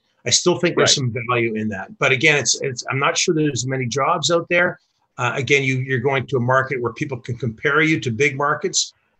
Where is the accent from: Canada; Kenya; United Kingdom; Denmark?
Canada; Vancouver, British Columbia; I grew up in Vancouver.